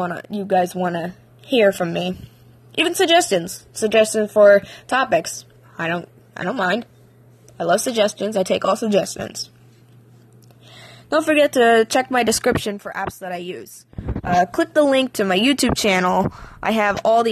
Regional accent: Pennsylvania, United States; I'm from Pennsylvania. I was born and raised here

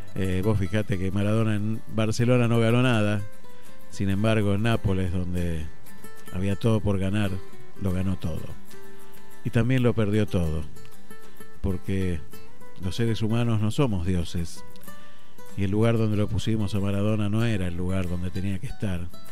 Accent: Argentina; somos los argentinos

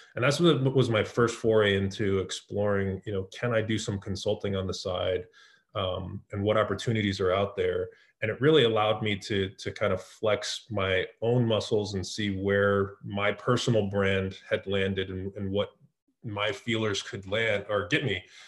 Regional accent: San Jose, California, United States; moved away; also born or lived in East Coast of the US; I was born in the Bay Area in San Jose.

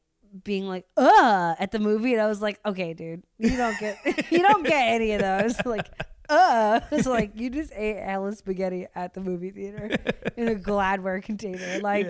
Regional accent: Seattle, Washington, United States; now in Los Angeles, United States; I'm from Seattle

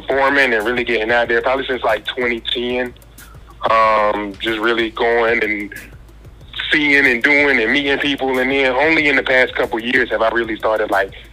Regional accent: Greensboro, North Carolina, United States; also born or lived in Durham, North Carolina; I'm from Greensboro, North Carolina

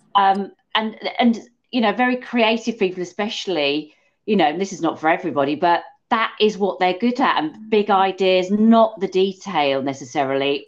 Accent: England, United Kingdom; because we are English, me and you.

